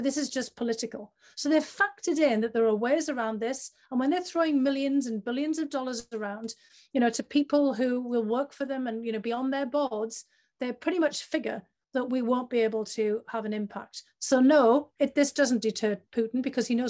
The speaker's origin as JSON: {"language": "English", "region": "the north of England", "country": "United Kingdom", "tie": "born or raised there", "said": "my hometown in the north of England"}